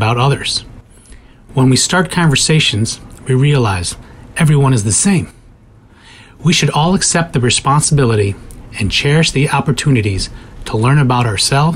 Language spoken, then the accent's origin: English; Chicago, Illinois, United States; I am from Chicago, Illinois